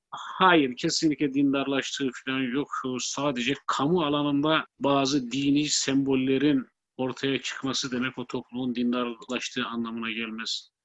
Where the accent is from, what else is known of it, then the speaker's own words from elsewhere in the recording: Black Sea Region, Turkey; ben Karadenizli olduğum halde